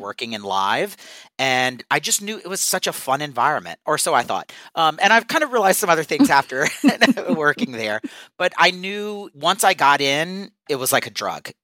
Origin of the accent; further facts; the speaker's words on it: South Louisiana, United States; also born or lived in New York; now in Los Angeles, United States; I am originally from South Louisiana.